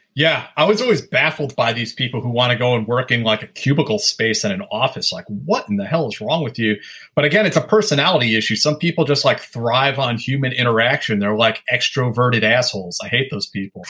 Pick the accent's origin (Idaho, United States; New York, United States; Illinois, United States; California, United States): New York, United States; Sleepy Hollow; now in Brooklyn, United States; I grew up in Westchester County in Sleepy Hollow.